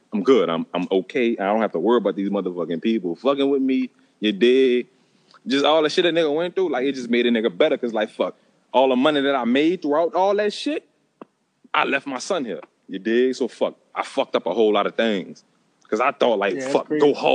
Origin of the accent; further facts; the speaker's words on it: St. Rose, Louisiana, United States; also born or lived in New Orleans; I'm from St. Rose. Like, fuck. That's where I've been my whole motherfucking life